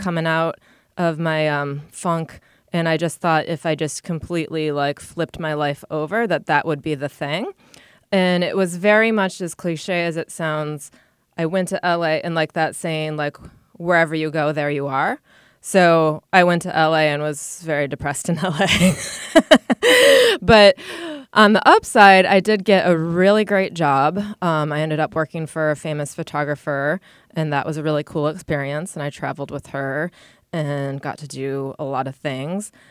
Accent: Rochester, New York, United States; moved away as an adult; also born or lived in Buffalo / Connecticut; now in New York City, United States; I grew up in Rochester

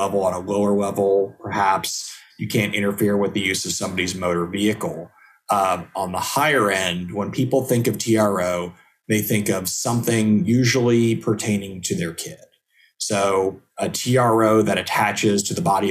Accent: Houston, Texas, United States; now in McKinney, United States; I'm from Houston originally

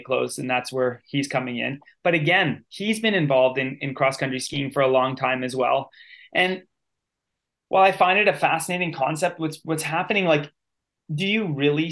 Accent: Canada; as a Canadian

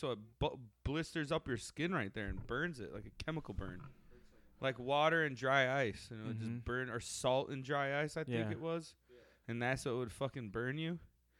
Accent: Sandwich, United States; Growing up in Sandwich as a little kid was a fucking weird town.

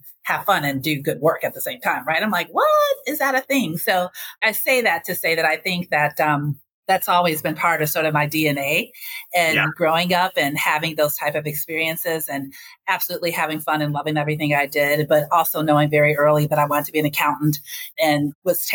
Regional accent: Racine, Wisconsin, United States; also born or lived in Chicago, Illinois; growing up in Racine, Wisconsin, I went to high school at Washington Park High School

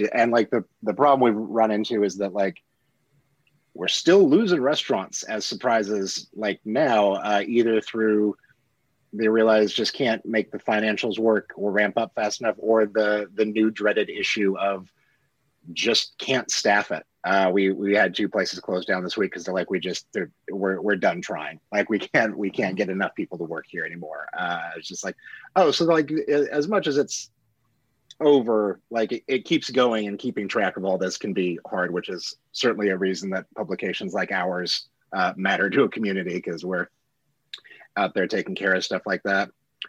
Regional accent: Salina, Kansas, United States; I grew up in Salina, Kansas, so I spent a lot of time in Lawrence over the years.

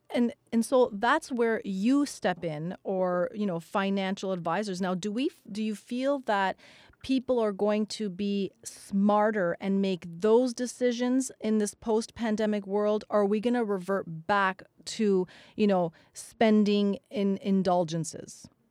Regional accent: Canada; We're Canadian

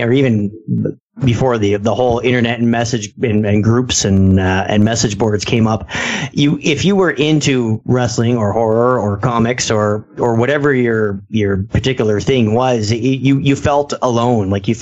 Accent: Ontario, Canada; we're from Canada

